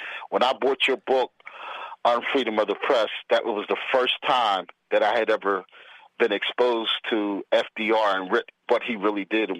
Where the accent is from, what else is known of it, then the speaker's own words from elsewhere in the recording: Philadelphia, Pennsylvania, United States; I was born and raised right here in Philadelphia. As a matter of fact, you probably know where I live. I live directly across the street from LaSalle University.